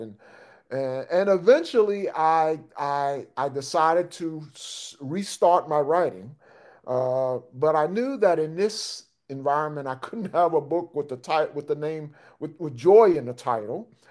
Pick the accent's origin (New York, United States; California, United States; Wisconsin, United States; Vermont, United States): New York, United States; moved away; I'm originally from New York.